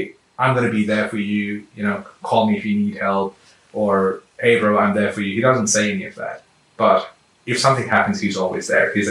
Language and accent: English; Canberra, Australian Capital Territory, Australia; And I'm traveling right now from Canberra because I'm from Canberra.